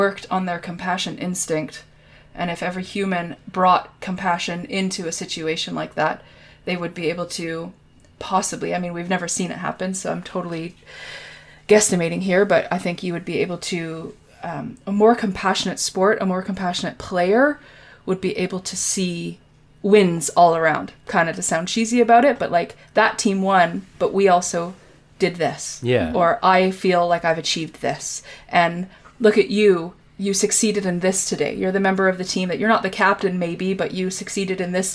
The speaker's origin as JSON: {"language": "English", "country": "Canada", "said": "I'm Canadian"}